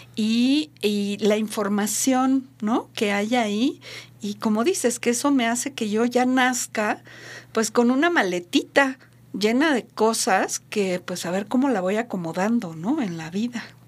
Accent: Mexico; Aquí en México

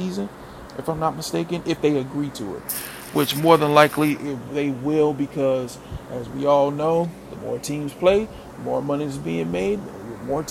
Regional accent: Mississippi, United States; my home state of Mississippi, where I was born and raised

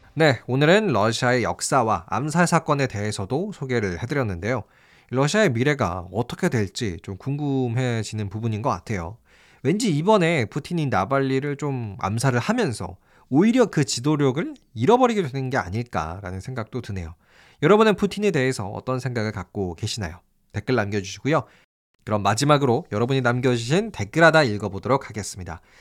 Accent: South Korea

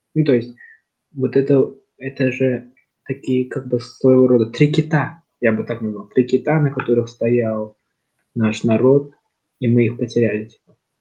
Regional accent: Kazakhstan; я, там, казах, то, что я, там, часть, вот, Казахстана

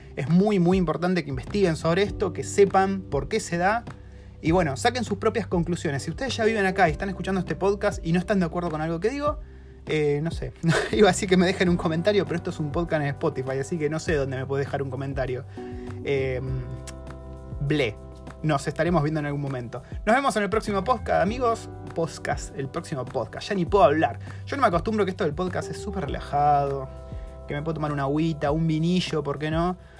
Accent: Argentina; now in New Zealand; en Argentina tenemos un amor desmedido por el psicoanálisis

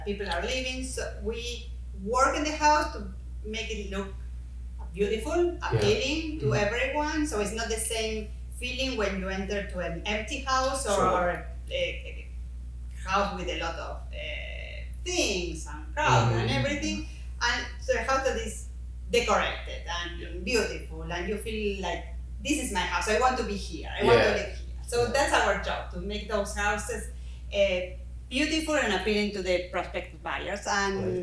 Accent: Argentina; English is a second language; moved away as an adult; now in Maryland, United States; we are originally from Argentina

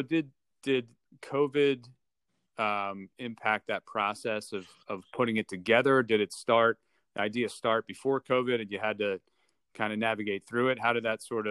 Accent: Northfield, New Jersey, United States; You grew up in Summers Point. I grew up in Northfield. We play soccer together.

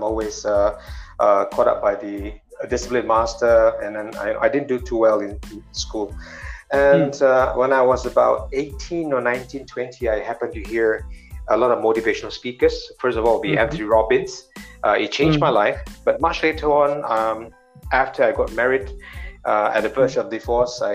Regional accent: Singapore; I come from Singapore.

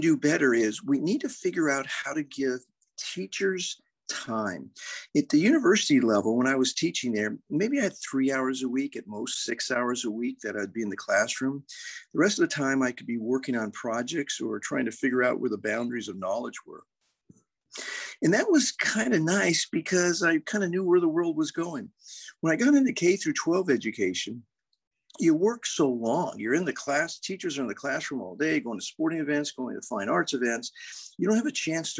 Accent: San Diego, California, United States; moved away as an adult; also born or lived in West Point, New York / Fort Worth, Texas; I grew up in San Diego

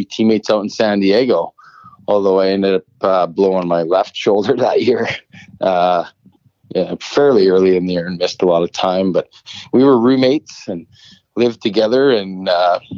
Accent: Saskatchewan, Canada; moved away as an adult; also born or lived in Lincoln, Nebraska; growing up in Saskatchewan

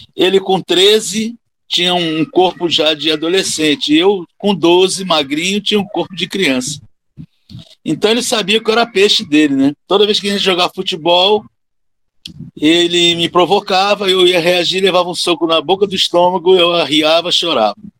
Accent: Rio de Janeiro, Brazil; moved away as an adult; now in Alagoas, Brazil; No Rio de Janeiro, nasci no Rio de Janeiro. Hoje eu moro em Alagoas desde 1982, ou seja, vão fazer 40 anos, né, de, de Alagoas, mais do que tive de Rio de Janeiro, né, que eu cheguei aqui com 26

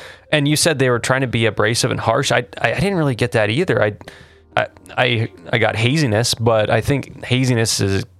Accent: Mesa, Arizona, United States; I'm not from Phoenix. I'm from Mesa

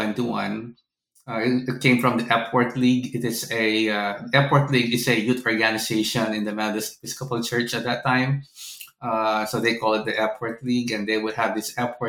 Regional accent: Philippines; moved away; I'm originally from the Philippines

